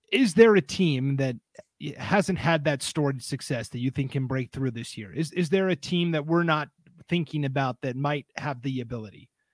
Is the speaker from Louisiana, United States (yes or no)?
no; Montana, United States; I was growing up in Montana for a couple of seasons